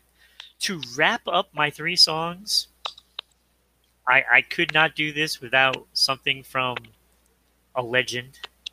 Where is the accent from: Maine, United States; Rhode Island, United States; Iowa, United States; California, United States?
Rhode Island, United States; I am from Rhode Island